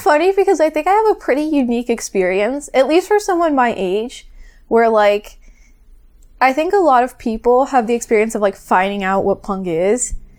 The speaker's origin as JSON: {"language": "English", "region": "Florida", "country": "United States", "also_born_or_lived": "Northeast Brazil", "said": "I'm from Florida."}